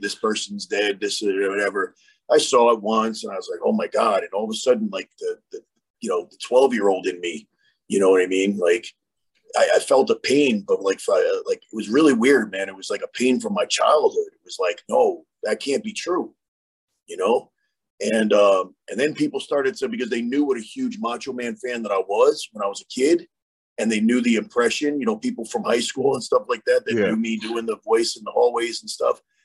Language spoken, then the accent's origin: English; New York, United States; moved away; I'm originally from New York